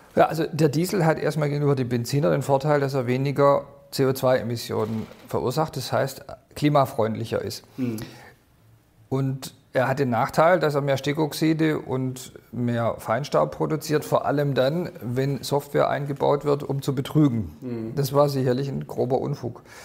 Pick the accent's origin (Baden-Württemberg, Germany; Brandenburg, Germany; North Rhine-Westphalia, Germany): Baden-Württemberg, Germany; Swabia; ich bin Schwabe und will in Schwaben bleiben.